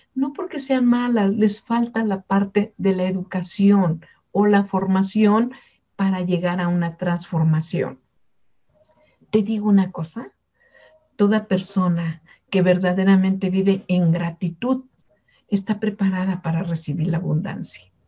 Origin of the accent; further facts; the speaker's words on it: Mexico; somos de México